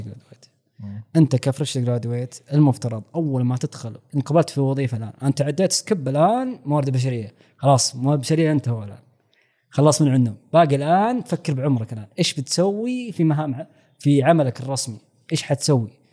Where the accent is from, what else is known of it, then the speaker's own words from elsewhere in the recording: Saudi Arabia; عندنا في السعوديه مثلا منهج كامل مختلف